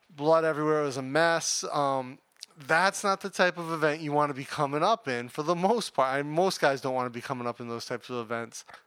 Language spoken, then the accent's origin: English; United States; I'm American